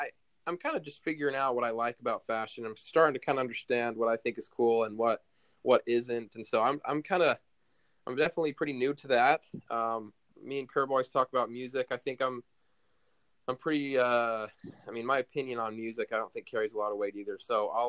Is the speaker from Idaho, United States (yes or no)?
yes; Rexburg, Idaho, United States; also born or lived in Pocatello, Idaho; now in Houston, United States; I grew up in Pocatello, Idaho.